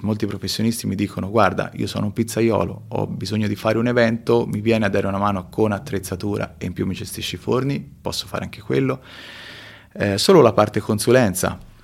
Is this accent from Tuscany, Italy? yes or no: yes; Tuscany, Italy; born or raised there; moved away as an adult; also born or lived in Peru / Marche